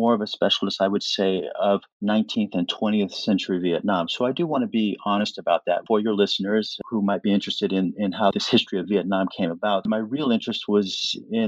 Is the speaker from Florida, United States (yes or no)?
no; Kansas City, Missouri, United States; moved away as an adult; also born or lived in Washington, D.C. / Canada; when I left Kansas City, where I grew up